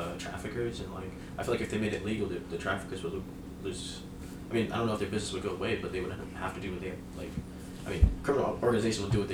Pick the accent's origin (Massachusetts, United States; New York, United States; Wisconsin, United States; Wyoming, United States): Massachusetts, United States; Cambridge; also born or lived in Haiti; I grew up in Cambridge, in the towers